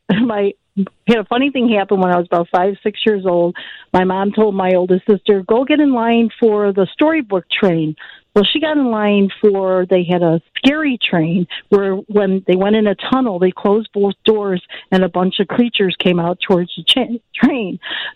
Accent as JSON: {"language": "English", "town": "Melrose Park", "region": "Illinois", "country": "United States", "tie": "born or raised there", "said": "I grew up in Melrose Park"}